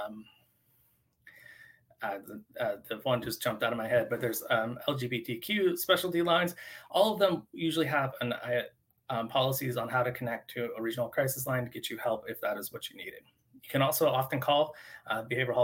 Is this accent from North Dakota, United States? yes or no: no; Eastern Washington, United States; moved away; I was originally from Eastern Washington and I moved across the state